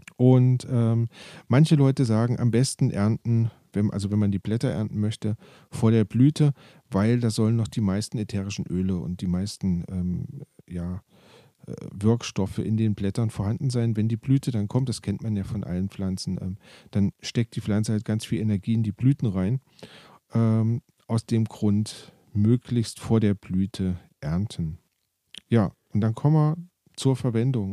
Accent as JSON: {"language": "German", "country": "Germany", "said": "Bei uns in Deutschland"}